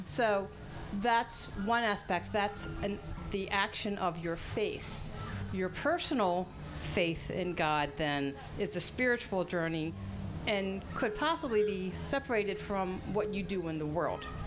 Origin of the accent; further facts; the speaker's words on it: Baltimore, Maryland, United States; I'm from Baltimore, Maryland